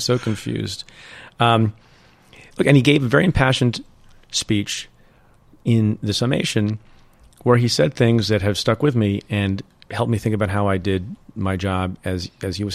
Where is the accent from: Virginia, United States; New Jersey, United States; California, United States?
New Jersey, United States; also born or lived in India / United Kingdom / Buffalo, New York; we had an ordinary life growing up in Jersey as an immigrant family